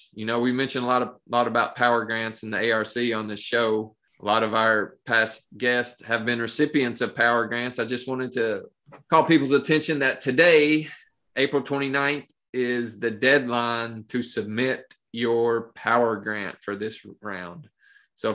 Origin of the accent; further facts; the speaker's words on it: Appalachia, United States; Man, I've always wanted to have a pawpaw tree growing up in Appalachia.